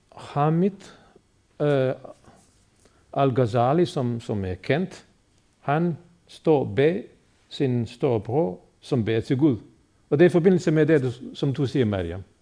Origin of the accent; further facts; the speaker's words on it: Bosnia & Herzegovina; now in Denmark; muslimerne i Bosnien, hvor jeg er født og opvokset